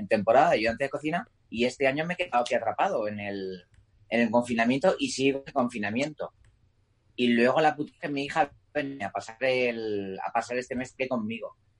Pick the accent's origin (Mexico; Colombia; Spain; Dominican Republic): Spain; Mallorca, Balearic Islands; moved away as an adult; now in Madrid, Spain; Soy de Marca toda la vida, siempre el año pasado volví a la isla